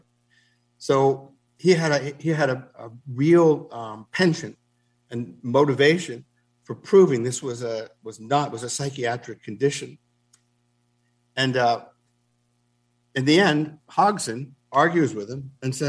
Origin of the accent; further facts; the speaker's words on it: Newark, New Jersey, United States; I come from Newark, New Jersey